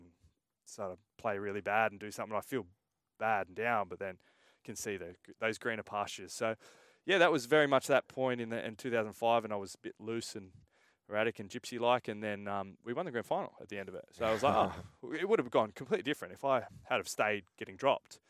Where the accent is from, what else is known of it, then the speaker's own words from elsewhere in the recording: Sydney, New South Wales, Australia; I grew up in Oakley, and my parents moved back to New Zealand